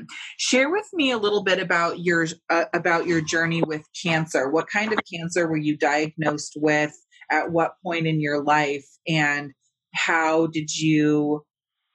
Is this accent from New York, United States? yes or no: no; California, United States; moved away; we're from California